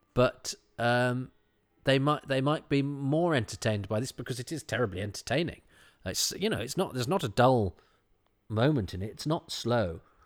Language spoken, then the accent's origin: English; Midlands, United Kingdom; I'm from the Midlands